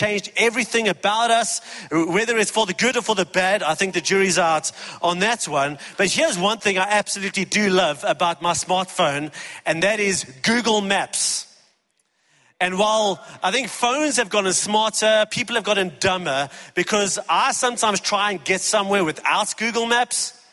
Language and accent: English; East Rand, Gauteng, South Africa; I grew up on the East Rand